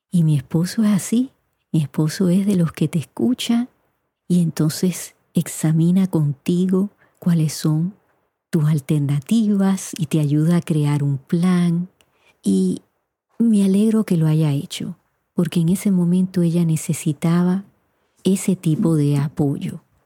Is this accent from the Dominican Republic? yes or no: no; Puerto Rico; moved away as an adult; also born or lived in Indiana; Yo me fui de Puerto Rico a los 18 años para Indiana y yo no sabía un inglés fluido, tenía un inglés básico